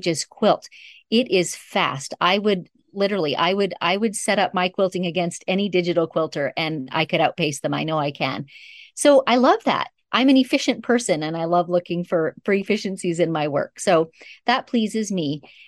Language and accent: English; Northern Canada, Canada; But I grew up in Northern Canada. And my parents were honestly pioneers.